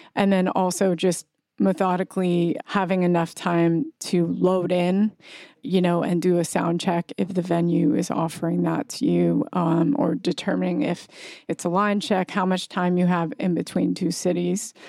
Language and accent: English; Kauai, Hawaii, United States; now in New York, United States; I grew up partly on Kauai, Hawaii